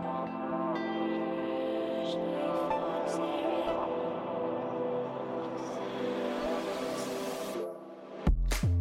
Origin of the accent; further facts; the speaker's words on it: South Louisiana, United States; I'm from South Louisiana